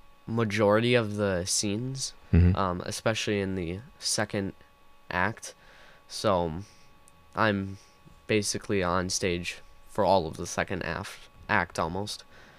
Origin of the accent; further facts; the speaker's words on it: Annandale, Virginia, United States; I am from Annandale.